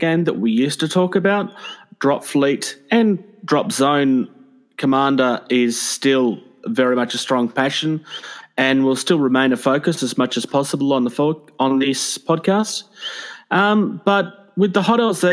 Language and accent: English; Melbourne, Victoria, Australia; I'm from Melbourne, Australia